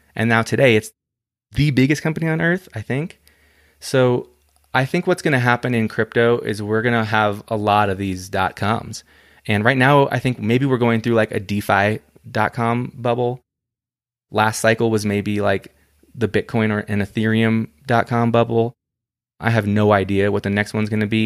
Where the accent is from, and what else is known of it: United States